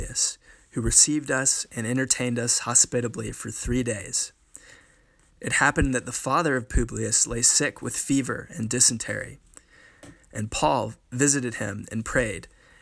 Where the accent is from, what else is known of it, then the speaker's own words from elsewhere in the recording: Nashville, Tennessee, United States; I'm a senior from Nashville, Tennessee